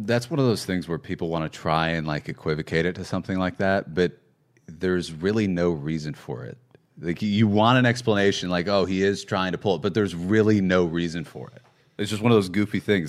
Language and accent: English; Chicago, Illinois, United States; moved away; I'm from Chicago